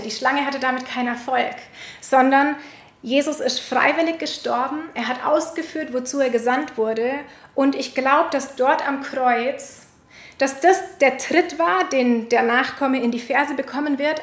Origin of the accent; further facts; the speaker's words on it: Germany; unserer Vergangenheit als Deutsche